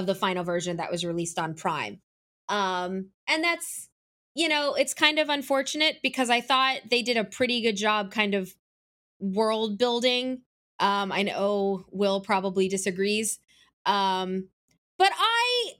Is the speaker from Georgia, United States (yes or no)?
yes; Atlanta, Georgia, United States; my hometown of Atlanta